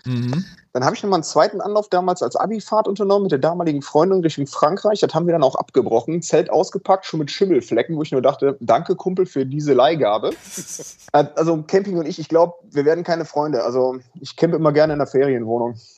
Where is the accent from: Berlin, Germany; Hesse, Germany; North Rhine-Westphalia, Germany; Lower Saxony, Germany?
North Rhine-Westphalia, Germany; Cologne; now in Hamburg, Germany; ich bin ja gebürtiger Kölner